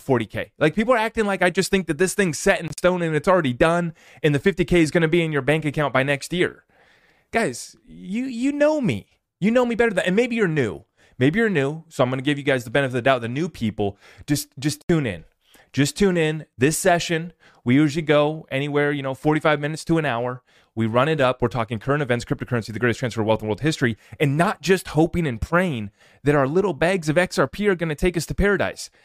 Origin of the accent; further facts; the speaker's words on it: United States; I'm here as an American